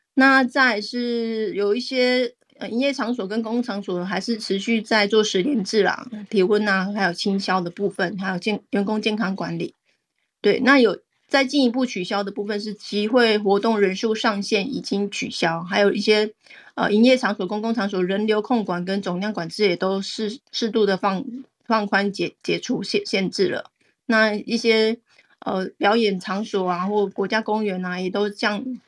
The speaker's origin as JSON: {"language": "Chinese", "country": "Taiwan", "said": "我们台湾人"}